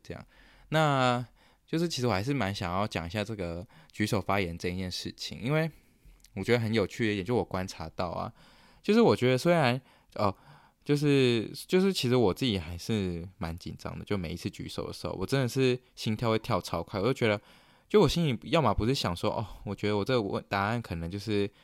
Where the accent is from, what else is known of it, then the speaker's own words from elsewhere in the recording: Taiwan; moved away as an adult; now in Canada; 我们台湾人有， 有创一个这个，我们这个 program 的群组